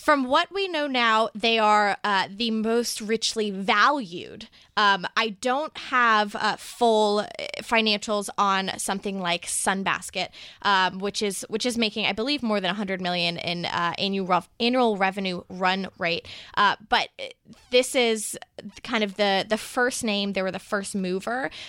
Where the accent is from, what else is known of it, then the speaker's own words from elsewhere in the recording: Texas, United States; my home state of Texas